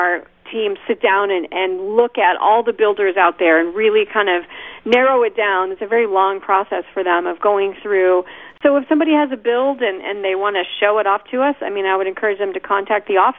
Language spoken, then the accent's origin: English; Indianapolis, Indiana, United States; moved away as an adult; I was born and raised in Indy